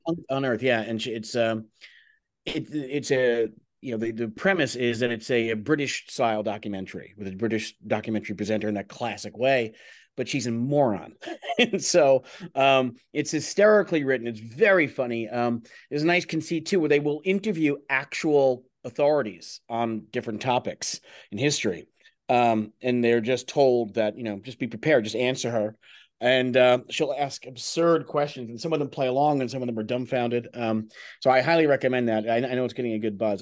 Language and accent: English; United States; growing up in America and becoming a playwright